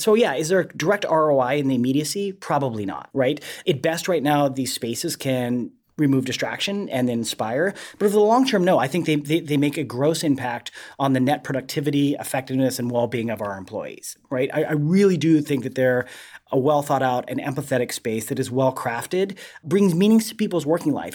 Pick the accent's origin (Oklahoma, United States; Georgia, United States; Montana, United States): Montana, United States; moved away; I grew up in Montana